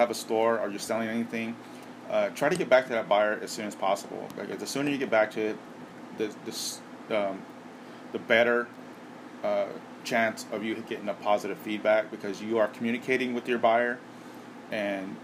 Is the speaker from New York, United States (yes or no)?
no; Southern California, United States; Growing up in Southern California